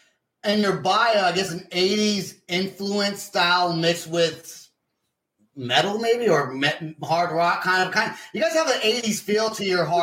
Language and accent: English; Vacaville, California, United States; I'm from Vacaville.